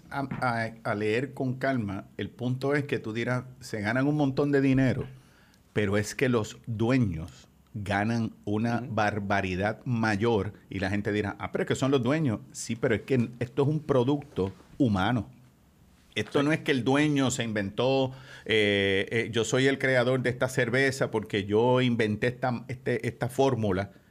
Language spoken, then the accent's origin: Spanish; Bayamón, Puerto Rico; Pero es que yo soy de Bayamón